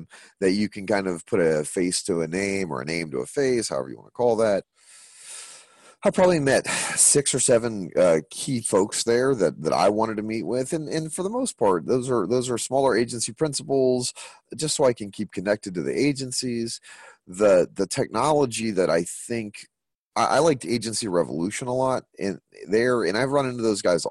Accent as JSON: {"language": "English", "town": "Nashville", "region": "Tennessee", "country": "United States", "tie": "born or raised there", "said": "Nashville, which is my hometown"}